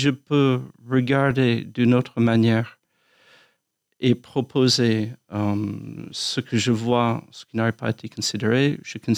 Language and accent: French; United States; French is a second language; moved away as an adult; now in France; Je suis américain.